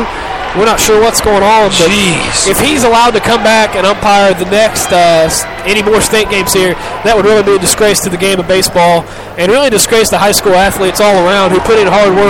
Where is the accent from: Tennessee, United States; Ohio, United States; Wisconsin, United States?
Ohio, United States; And we're from Southern Ohio, so we've seen some bad ones.